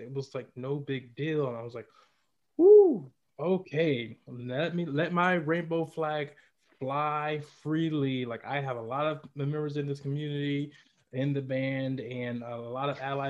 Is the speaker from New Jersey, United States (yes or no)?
no; Atlanta, Georgia, United States; I'm from Atlanta, and everybody knows that's like the gay capital of the South right there.